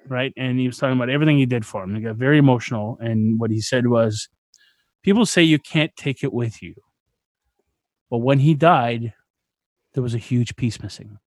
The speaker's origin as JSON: {"language": "English", "country": "Canada", "said": "I'm Canadian."}